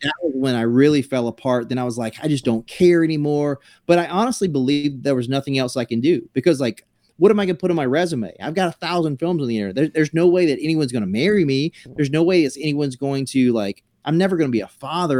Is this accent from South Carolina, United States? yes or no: yes; South Carolina, United States; moved away; I grew up in South Carolina